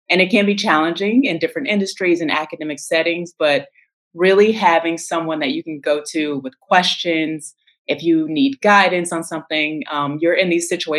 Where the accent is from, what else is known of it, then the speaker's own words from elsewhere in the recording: St. Louis, Missouri, United States; moved away as an adult; also born or lived in Los Angeles / Austin, Texas / South America; now in Washington, D.C., United States; I was born and raised in St. Louis